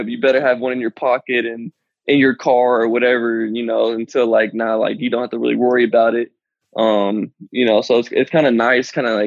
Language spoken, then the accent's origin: English; Colorado, United States; moved away as an adult